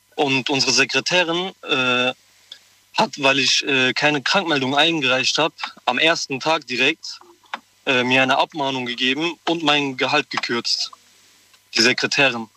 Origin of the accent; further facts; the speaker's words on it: Koblenz, Rhineland-Palatinate, Germany; ich komme aus Koblenz.